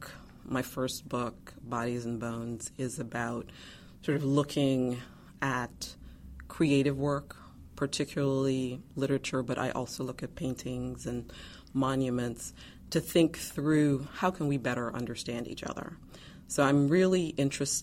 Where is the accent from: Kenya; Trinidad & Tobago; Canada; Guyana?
Guyana; now in Chapel Hill, United States; I was born in Guyana, South America